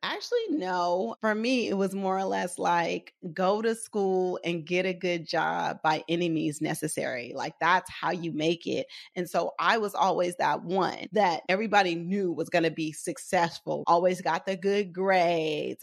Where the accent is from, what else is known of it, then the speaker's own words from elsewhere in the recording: Oakland, California, United States; I grew up in West Oakland, raised by a single dad